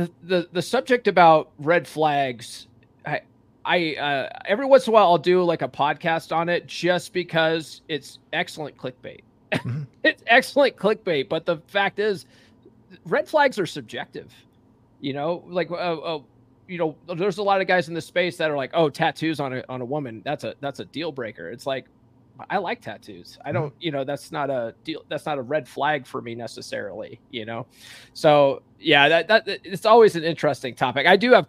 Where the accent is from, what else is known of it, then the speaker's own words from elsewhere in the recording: Conifer, Colorado, United States; So I'm a Colorado guy myself. You know, I grew up in Conifer and went to Evergreen High School.